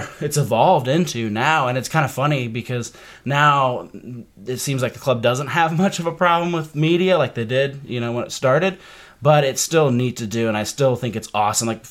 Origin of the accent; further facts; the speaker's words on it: Decatur, Illinois, United States; moved away as an adult; also born or lived in Dayton, Ohio / Greenville, South Carolina; I moved right after high school from Decatur, Illinois, which is a crappy town no one ever wants to live